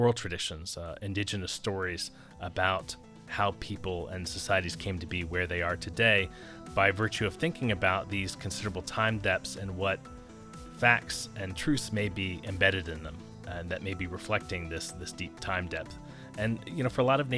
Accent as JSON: {"language": "English", "region": "southern Maryland", "country": "United States", "tie": "born or raised there", "moved": "yes", "lives_now": "Arizona, United States", "said": "I grew up in the woods in southern Maryland"}